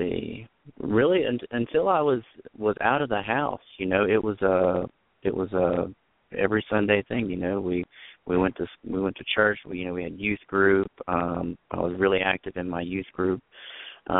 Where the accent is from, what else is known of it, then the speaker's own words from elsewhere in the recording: just north of Charlotte, North Carolina, United States; also born or lived in Wilmington, North Carolina; So I was born in Wilmington, North Carolina, and we moved to just north of Charlotte